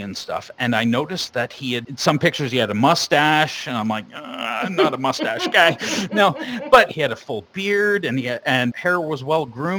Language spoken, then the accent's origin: English; Sarnia, Ontario, Canada; we're from Sarnia.